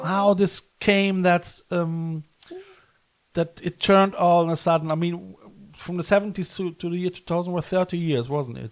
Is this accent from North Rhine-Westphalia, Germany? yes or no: yes; Cologne, North Rhine-Westphalia, Germany; now in West Cork, Ireland; I come from Cologne